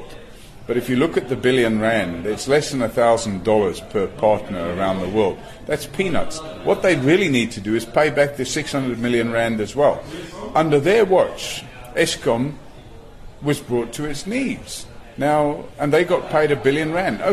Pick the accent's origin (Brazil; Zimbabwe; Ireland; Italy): Ireland; now in South Africa; I'm Irish originally, although I'm now a loyal South African